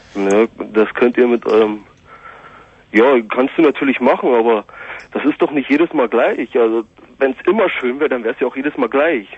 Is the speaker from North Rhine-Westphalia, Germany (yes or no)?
no; near Cottbus, Brandenburg, Germany; Aus der Nähe von Cottbus